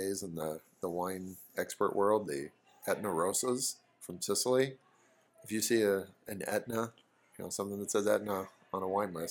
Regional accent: New Zealand; I'm from New Zealand

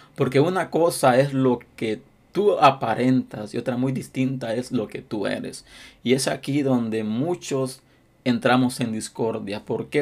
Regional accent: Honduras; now in United States; mi país, Honduras

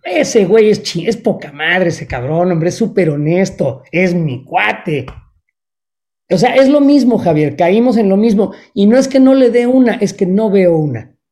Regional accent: Mexico; now in Chicago, United States; soy tan mexicano como los mexicanos que siguen en México tengo un pasaporte mexicano y soy mexicano y amo a México

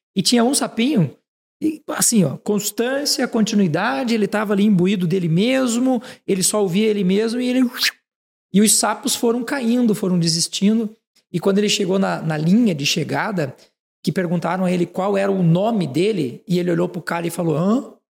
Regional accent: Frei Rogério, Santa Catarina, Brazil; Eu sou catarinense, sou de uma cidade é. de, chamada Frei Rogério

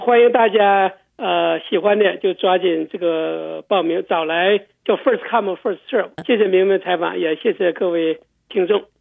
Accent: Shenyang, Liaoning, China; also born or lived in US East Coast; now in Houston, United States; 有位叫杨继东，是我们沈阳人哈

